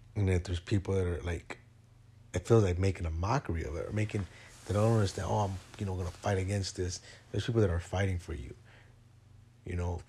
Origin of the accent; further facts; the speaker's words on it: Chicago, Illinois, United States; moved away; my hometown of Chicago. I'm not there anymore.